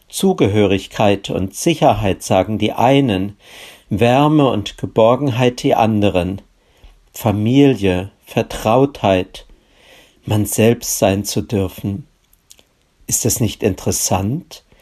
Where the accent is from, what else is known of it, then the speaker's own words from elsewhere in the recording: Hesse, Germany; In meiner Heimat fand ich meine Liebe. Meine Frau Susi und ich kommen aus dem gleichen Dorf im schönen Nordhessen.